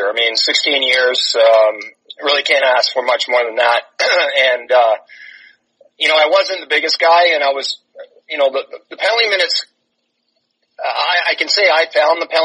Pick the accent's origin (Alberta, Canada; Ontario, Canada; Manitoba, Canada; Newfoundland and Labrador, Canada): Ontario, Canada; Toronto; moved away as an adult; we growing up in Toronto, everybody played hockey